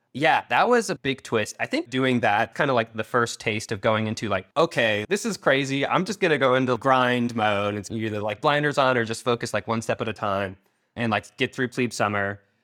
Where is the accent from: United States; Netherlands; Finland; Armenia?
United States; Ukiah, California; born or raised there; also born or lived in San Diego area, California